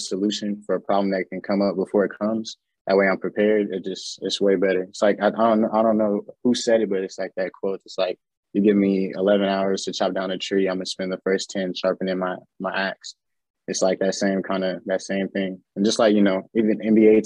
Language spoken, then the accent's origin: English; Panama; now in Austin, United States; I'm from Panama